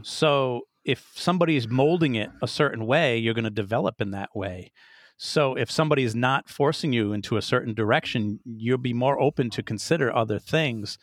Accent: Rhode Island, United States; moved away; I'm originally from Rhode Island

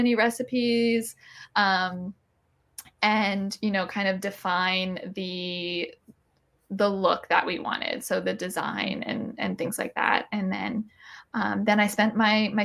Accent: Maryland, United States; I'm from Maryland, so crab is a thing for me

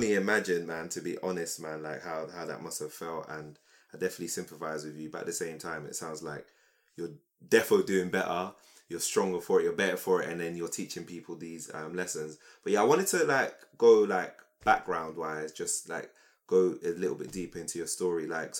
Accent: London, United Kingdom; Yeah, I'm from South. I grew up in Camberwell.

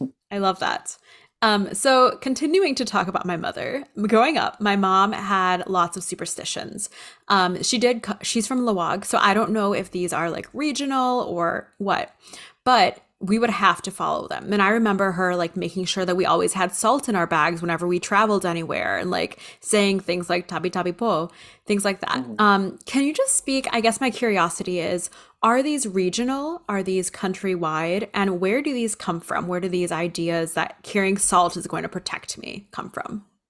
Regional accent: United States; So I grew up. I'm I'm in the United States. So as a Filipino American

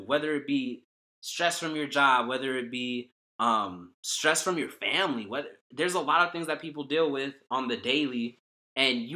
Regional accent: the Bay Area, California, United States; I grew up in the Bay Area

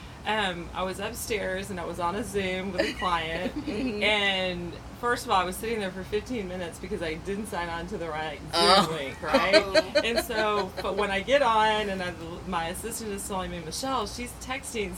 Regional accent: Texas, United States; also born or lived in Houston / Austin; So I grew up in Texas, and I grew up with a family that was constantly moving because of the oil and gas business

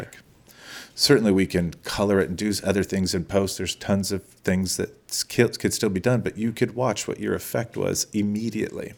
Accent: Los Angeles, California, United States; I grew up in Eagle Rock, which was a little small town then

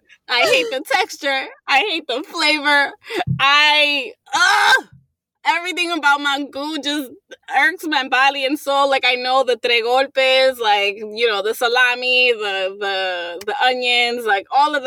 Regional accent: New York City, New York, United States; I grew up in Sunset Park and it wasn't predominantly Dominican, there were a lot of Dominican people there. And then now that I'm here, now that I'm in Inwood

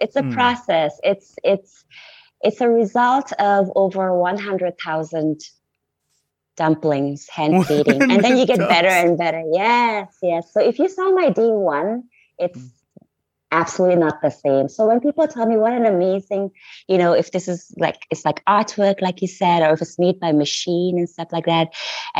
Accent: India; also born or lived in Nepal; I was born and raised in India and Nepal. Yeah, so that's where I spent majority of my childhood, between India, parts of India and Nepal.

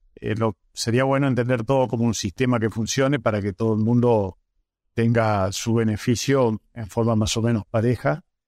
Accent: northern Santa Fe, Argentina; yo soy del norte de Santa Fe

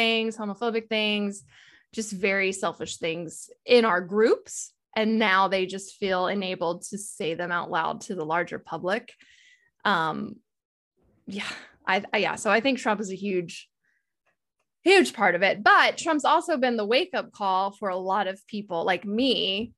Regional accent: Texas, United States; I'm from Texas

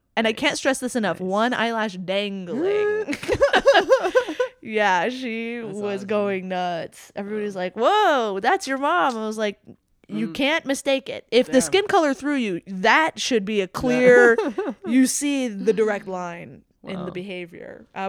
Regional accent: Jamaica; The designer's from my hometown in Jamaica, if you can believe.

